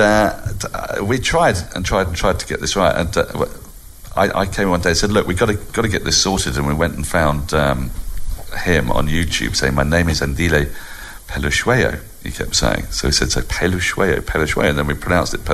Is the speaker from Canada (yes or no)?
no; England, United Kingdom; as an Englishman